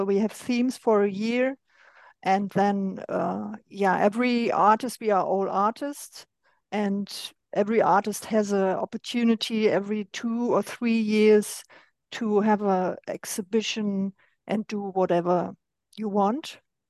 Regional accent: Berlin, Germany; I'm originally from East Germany

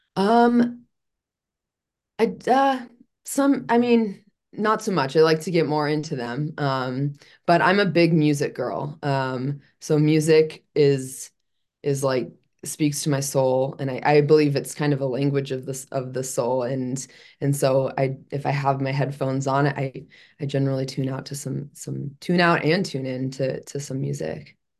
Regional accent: Chicago, Illinois, United States; moved away; I'm originally from Chicago

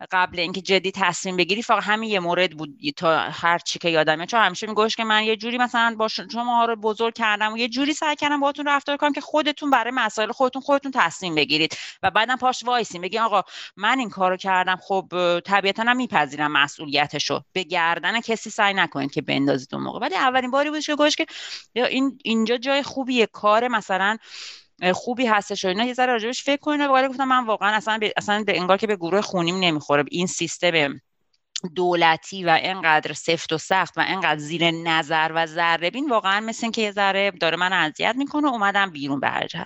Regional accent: Tehran, Tehran Province, Iran; moved away as an adult; now in Laval, Canada; حدود پنج سال و نیمه که از ایران تهران اومدم کانادا

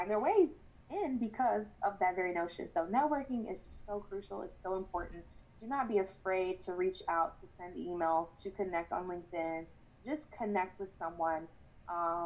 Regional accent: Kansas City, United States; I'm working for my hometown teams

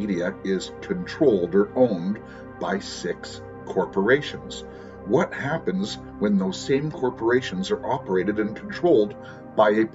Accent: United States; moved away; I am an American

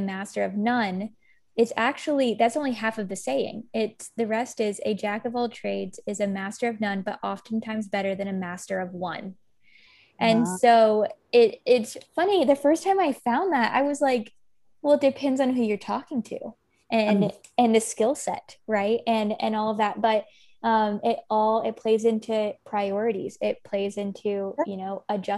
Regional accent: Kentucky, United States; moved away as an adult; also born or lived in San Francisco; I'm from Kentucky

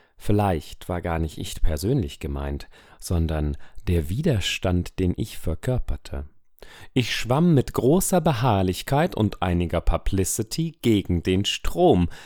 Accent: Weimar, Thuringia, Germany; ich bin neunzehnhundertneunundachtzig in Weimar geboren.

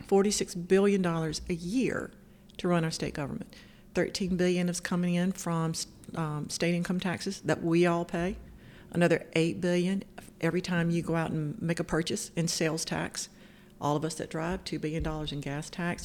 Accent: Cove City, North Carolina, United States; I grew up on a farm um, in Route 1 Cove City. That's right outside of New Bern

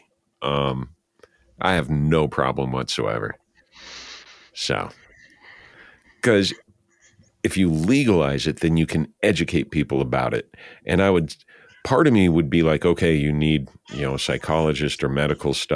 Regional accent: Santa Fe, New Mexico, United States; moved away; I was born in Santa Fe

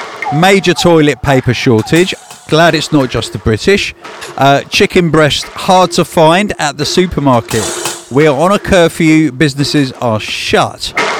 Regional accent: Czechia; English is a second language; I'm from the Czech Republic and the only flights back are from London now, so I have to get there and hopefully get on a flight to Prague to return home to my family

